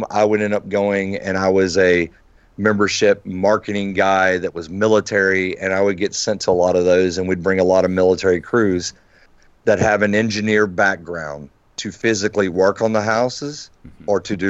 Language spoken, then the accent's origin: English; North Carolina, United States; And we're from North Carolina, right?